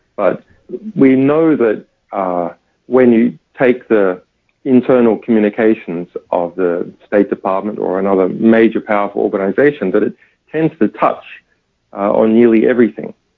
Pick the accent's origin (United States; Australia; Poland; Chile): Australia; even as an Australian